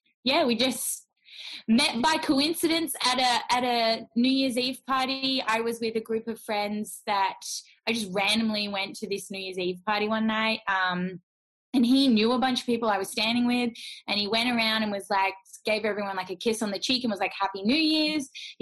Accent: Perth, Western Australia, Australia; We're both from Perth, Western Australia.

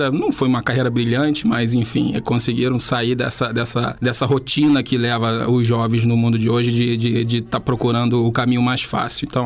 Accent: Rio de Janeiro, Brazil; eu fui criado no Engenho Novo

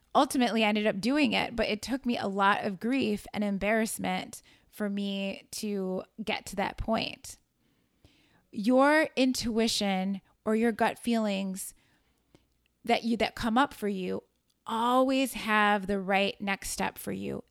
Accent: Chicago, Illinois, United States; moved away as an adult; also born or lived in New York City; I moved back to my hometown of Chicago

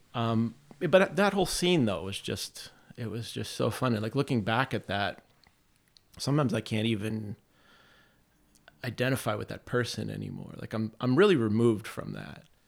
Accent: Campbell, Ohio, United States; I grew up in a city called Campbell

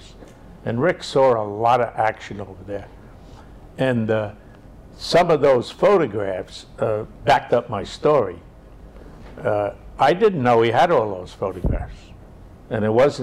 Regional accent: New York City, New York, United States; growing up in Inwood, you got so many different people here

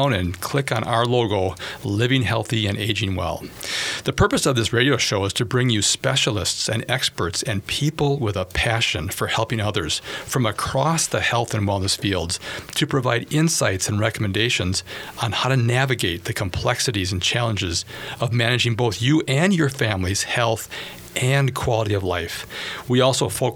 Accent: Bloomington, Minnesota, United States; I grew up in Bloomington

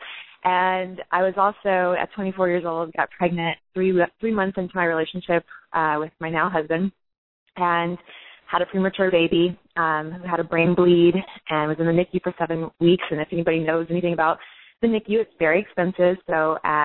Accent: Orlando, Florida, United States; I'm from Florida

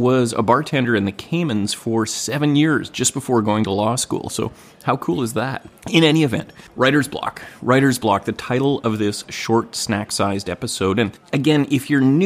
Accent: Gibsons, British Columbia, Canada; I'm in my hometown of Gibsons, BC, recording away at the dining room table

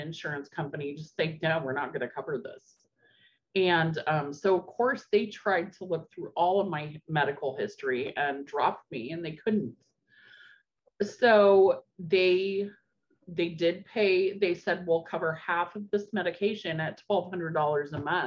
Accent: Albany, Oregon, United States; also born or lived in Corvallis, Oregon; I grew up in Albany, Oregon.

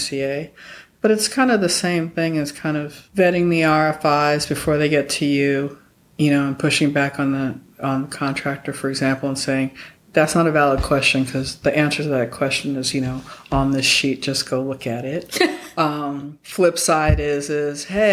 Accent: New York City, New York, United States; moved away; I grew up in New York

